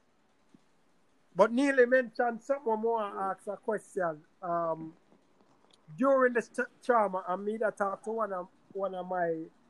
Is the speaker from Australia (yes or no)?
no; Jamaica; now in United States